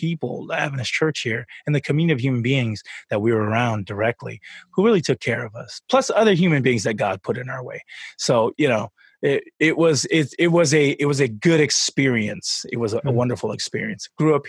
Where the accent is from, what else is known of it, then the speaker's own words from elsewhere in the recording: Tonga; moved away; So I'm from Tonga. I was born there and we moved over here.